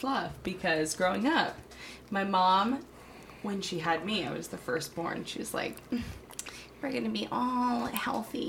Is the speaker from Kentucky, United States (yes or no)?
no; Canaan, Connecticut, United States; I grew up in Canaan.